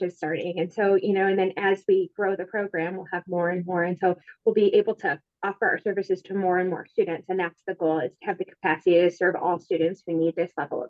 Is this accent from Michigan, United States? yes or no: yes; Midland, Michigan, United States; I am from Midland, Michigan. So I live in Midland